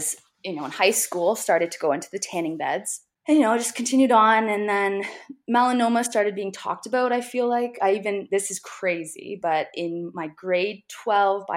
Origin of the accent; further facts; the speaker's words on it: Hamilton, Ontario, Canada; also born or lived in Nova Scotia / Toronto; grew up in Hamilton, Ontario. I now live in Toronto